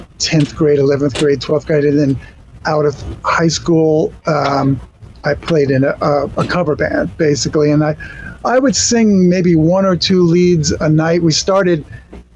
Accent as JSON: {"language": "English", "town": "Amityville", "region": "New York", "country": "United States", "tie": "born or raised there", "said": "I'm from New York. I was born in Amityville, Long Island"}